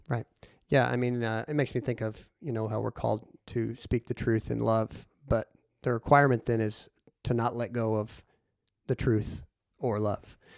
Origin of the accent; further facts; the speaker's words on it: Harrisburg, Illinois, United States; my hometown of Harrisburg, Illinois